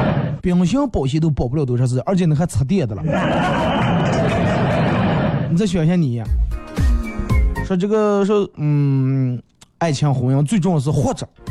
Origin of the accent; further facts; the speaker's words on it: Northeast China, China; 带我一个朋友回我们老家，老家在东北